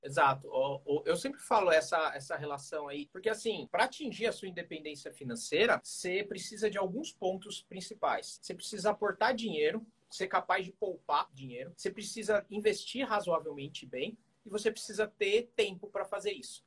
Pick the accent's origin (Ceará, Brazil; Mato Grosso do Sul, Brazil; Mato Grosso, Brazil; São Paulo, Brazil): São Paulo, Brazil; Sou aqui de São Paulo